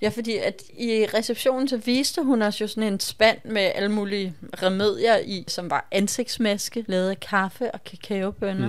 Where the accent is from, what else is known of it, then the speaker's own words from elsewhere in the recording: Copenhagen, Capital Region of Denmark, Denmark; vi kommer fra København